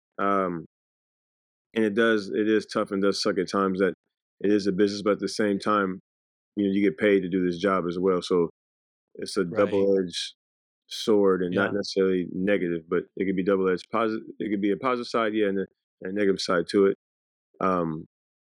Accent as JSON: {"language": "English", "town": "Ruston", "region": "Louisiana", "country": "United States", "tie": "born or raised there", "also_born_or_lived": "Los Angeles, California", "said": "I was born in California. I was born in the Valley, LA area. And then we moved to Ruston, Louisiana, which I think was huge for us. It was a very, very small town, and we were kind of raised in a bubble"}